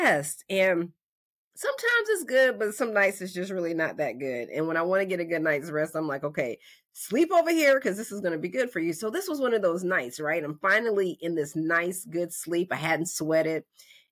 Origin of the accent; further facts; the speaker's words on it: North Carolina, United States; I'm from North Carolina